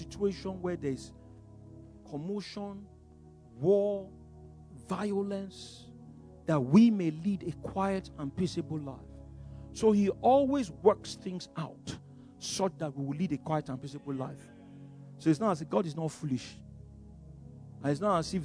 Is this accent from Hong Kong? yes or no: no; Yorubaland, Nigeria; first language English; now in Ibadan, Nigeria; I speak Yoruba, you know, because I'm a Yoruba boy, but you know, I don't think in Yoruba, I think in English because it was my first language